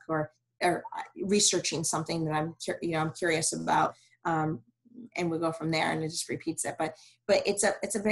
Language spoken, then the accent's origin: English; Michigan, United States; also born or lived in Cleveland, Ohio; now in Houston, United States; I'm from Michigan